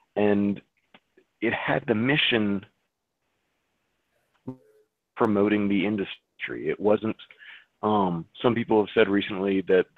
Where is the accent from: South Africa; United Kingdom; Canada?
Canada; We had speakers from China, we had speakers from all over the US, I'm from Canada.